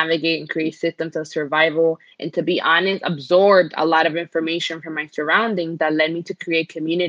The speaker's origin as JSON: {"language": "English", "town": "New York City", "region": "New York", "country": "United States", "tie": "born or raised there", "also_born_or_lived": "Dominican Republic", "said": "I was born in Dominican Republic and migrated to the Bronx, New York as a child at around 8 years old."}